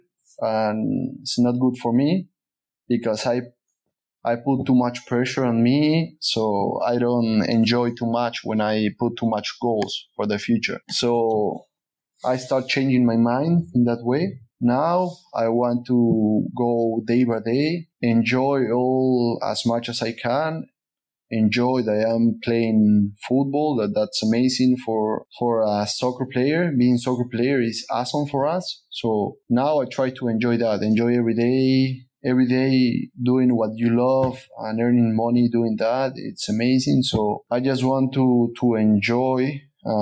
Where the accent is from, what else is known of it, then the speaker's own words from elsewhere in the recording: Peru; moved away as an adult; also born or lived in Sweden / Canada; I choose to return to Peru. And then Canada was my third experience out of my country